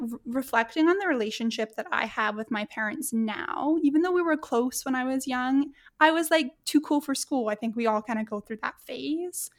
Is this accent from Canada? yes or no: yes; Edmonton, Alberta, Canada; my hometown here in Edmonton